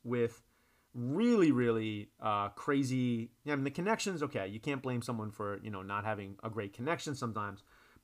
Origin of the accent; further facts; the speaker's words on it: New York, United States; accent: New Yorker; moved away; My New Yorker accent.